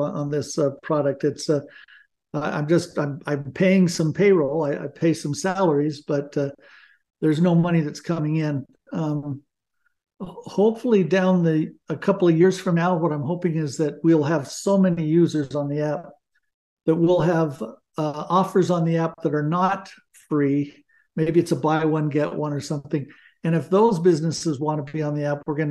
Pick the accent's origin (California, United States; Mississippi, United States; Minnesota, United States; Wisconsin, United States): California, United States; Glendora; moved away as an adult; also born or lived in Brazil; now in Utah, United States; I grew up in Glendora